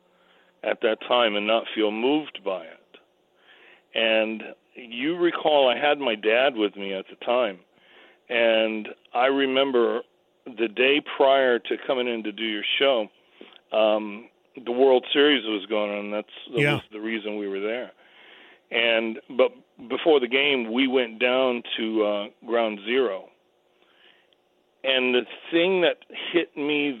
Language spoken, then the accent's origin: English; New York City, New York, United States; I grew up over in Staten Island